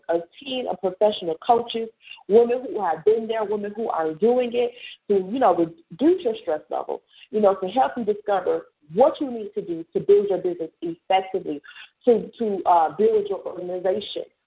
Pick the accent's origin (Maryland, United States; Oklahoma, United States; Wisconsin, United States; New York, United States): New York, United States; I'm a New Yorker identified